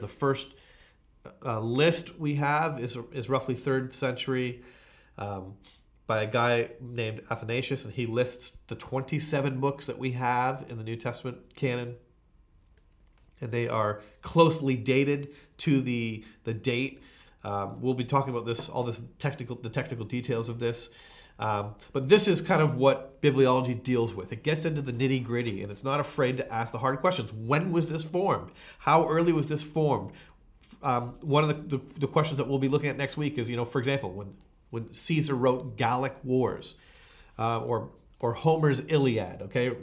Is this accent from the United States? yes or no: no; Canada